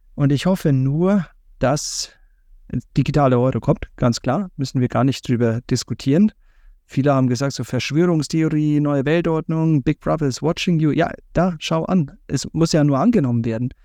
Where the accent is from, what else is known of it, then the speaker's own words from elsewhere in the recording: Bavaria, Germany; ich als Bayer